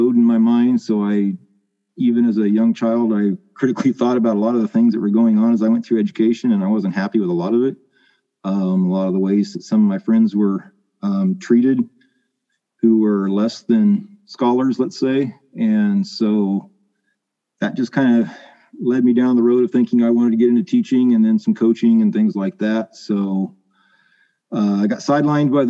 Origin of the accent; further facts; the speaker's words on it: Riverdale, California, United States; also born or lived in Caruthers; I grew up right in between the towns of Riverdale and Carruthers. My parents moved out to the area when I was 4 years old